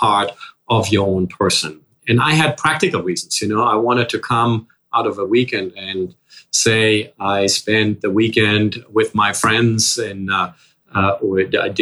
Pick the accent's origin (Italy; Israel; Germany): Germany; English is a second language; moved away as an adult; now in New York, United States; As you can probably hear already with a slight accent, I grew up in Germany and started my professional life in Germany.